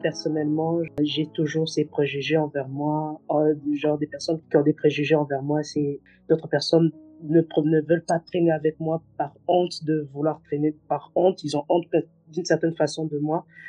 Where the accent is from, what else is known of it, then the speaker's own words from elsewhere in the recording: DR Congo; je suis congolaise